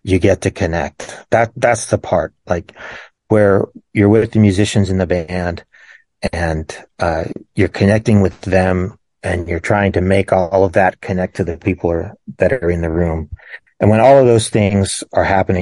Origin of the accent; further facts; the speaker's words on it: Pittsburgh, Pennsylvania, United States; I was born in Pittsburgh, just north of Pittsburgh, PA